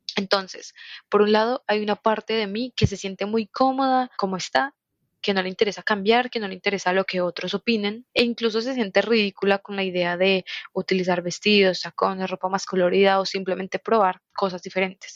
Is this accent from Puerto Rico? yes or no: no; Colombia; Soy de Colombia y tengo 22 años